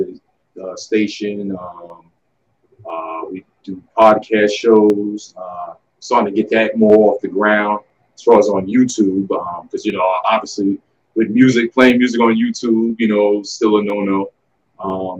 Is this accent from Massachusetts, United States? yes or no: no; Long Island, New York, United States; now in Atlanta, United States; I am originally from Strong Island, New York, but I'm in Atlanta